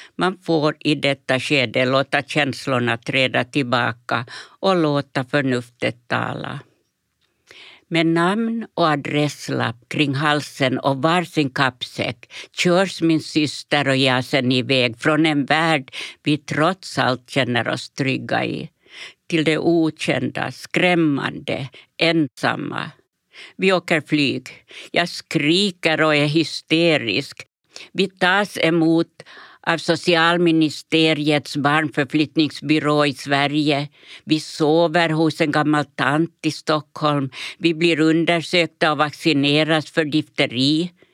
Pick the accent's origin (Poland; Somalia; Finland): Finland; Pargas, Southwest Finland; also born or lived in Färgelanda, Sweden; det kalkdamm vi har hemma i Pargas.